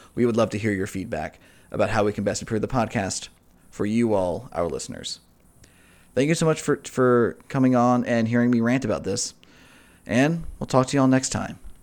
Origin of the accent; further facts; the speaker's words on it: United States; as an American